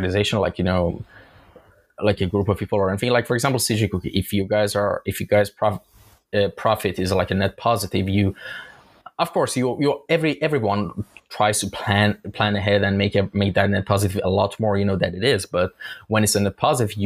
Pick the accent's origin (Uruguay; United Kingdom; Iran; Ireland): Iran; now in Istanbul, Turkey; In my home country is actually Iran. I'm Iranian, and I'm just based in Istanbul.